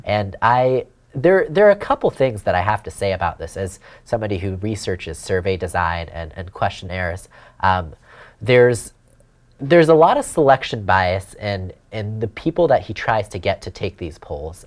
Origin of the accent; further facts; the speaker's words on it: California, United States; out of the state of uh, California, out of my home state